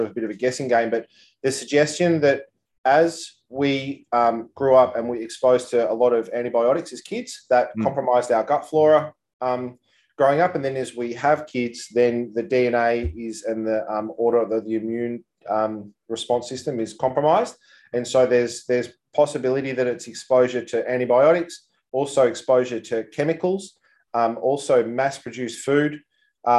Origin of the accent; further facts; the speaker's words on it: Mansfield, Victoria, Australia; also born or lived in Geelong / Mornington Peninsula / Gold Coast; now in Melbourne, Australia; I was born in the Mansfield Hospital and grew up, funnily enough, on Timbertop Grammar